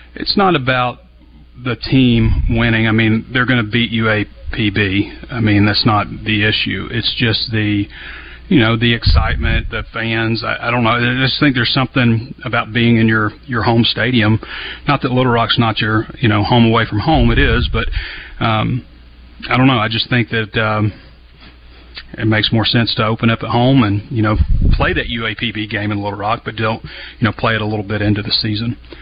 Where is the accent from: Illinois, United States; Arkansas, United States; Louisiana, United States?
Arkansas, United States; Central; I'm from Central Arkansas and have a lot of great memories there.